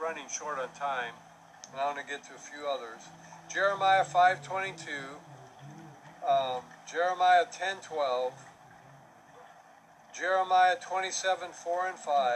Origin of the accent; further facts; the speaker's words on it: Milwaukee, Wisconsin, United States; also born or lived in Tulsa, Oklahoma / New Mexico / Louisville, Kentucky / Greeley, Colorado; now in Florida, United States; when I grew up in Milwaukee